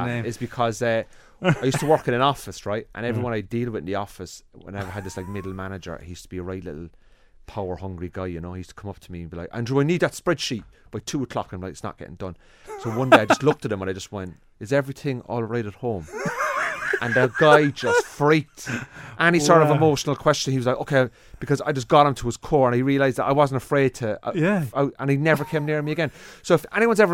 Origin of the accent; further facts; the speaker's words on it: Cork, Munster, Ireland; now in London, United Kingdom; I'm from Cork